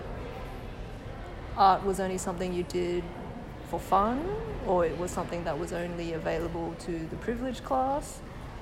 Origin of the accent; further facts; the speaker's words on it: Australia; my own experiences as an Asian Australian